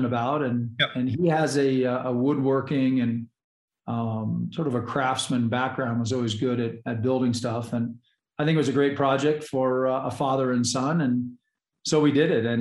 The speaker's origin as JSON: {"language": "English", "town": "Bend", "region": "Oregon", "country": "United States", "tie": "born or raised there", "moved": "yes", "lives_now": "Colorado, United States", "said": "grew up in Bend, Oregon"}